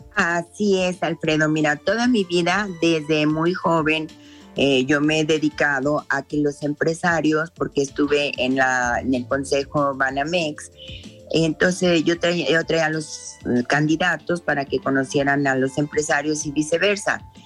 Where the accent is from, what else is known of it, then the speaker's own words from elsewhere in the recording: Jalisco, Mexico; nuestro Jalisco